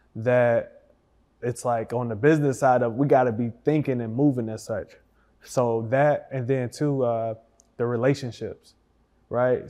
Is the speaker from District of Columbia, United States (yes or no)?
no; Detroit, Michigan, United States; now in Dallas, United States; I'm from Detroit.